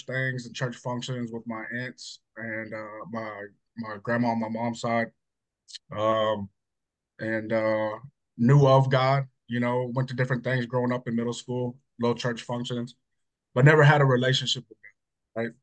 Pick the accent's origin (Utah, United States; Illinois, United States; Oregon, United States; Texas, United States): Texas, United States; Hutto; also born or lived in Georgetown, Texas; I'm from Hutto. Small town Hutto, not so small town. Grew up there, born and raised